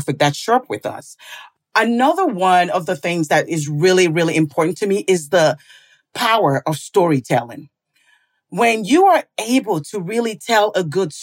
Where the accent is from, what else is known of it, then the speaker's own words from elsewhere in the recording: St. Paul, Minnesota, United States; I was born here in St. Paul, Minnesota